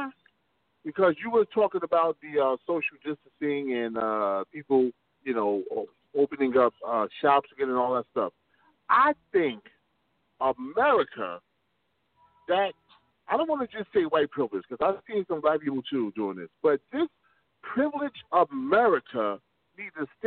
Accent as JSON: {"language": "English", "region": "New York", "country": "United States", "said": "I'm from New York"}